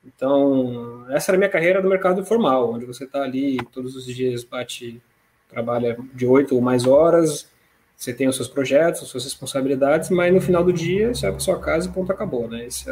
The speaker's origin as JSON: {"language": "Portuguese", "region": "São Paulo", "country": "Brazil", "tie": "born or raised there", "moved": "as an adult", "lives_now": "Rio de Janeiro, Brazil", "said": "mas eu sou paulista, né, criado na capital de São Paulo"}